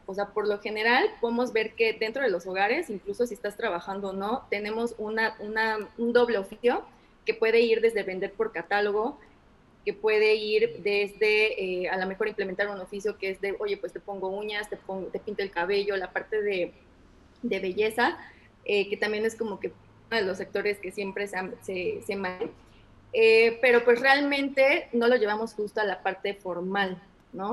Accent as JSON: {"language": "Spanish", "town": "Orizaba", "region": "Veracruz", "country": "Mexico", "tie": "born or raised there", "also_born_or_lived": "Culiacán / Querétaro", "moved": "as an adult", "said": "en mi ciudad natal, en Orizaba"}